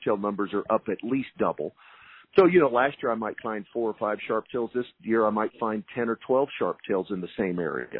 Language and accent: English; Texas, United States; I'm a Texan through and through. I'll never leave the state of Texas